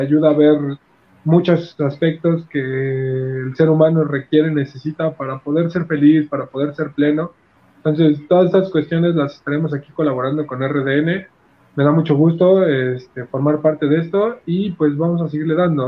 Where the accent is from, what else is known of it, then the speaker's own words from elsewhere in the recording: Mexico; nosotros como mexicanos